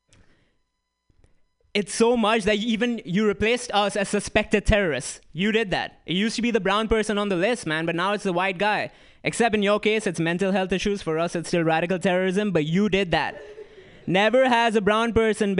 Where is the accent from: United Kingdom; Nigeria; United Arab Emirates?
United Arab Emirates; Dubai; moved away as an adult; also born or lived in Bloomington, Indiana; now in United States; I'm Indian. Purebred. I'm not from here, though. I grew up in Dubai, came here a couple years ago